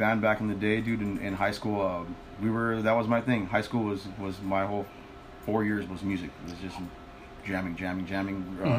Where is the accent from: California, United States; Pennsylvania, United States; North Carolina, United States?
California, United States; Los Angeles; In LA, the LA area, Silver Lake. Maybe I guess the Echo Park, you know, that's the old stomping grounds, man.